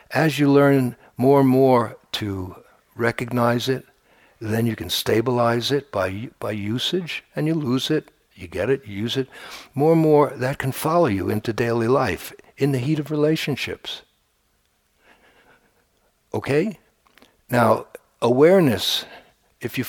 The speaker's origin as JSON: {"language": "English", "town": "New York City", "region": "New York", "country": "United States", "tie": "born or raised there", "said": "I grew up near Coney Island"}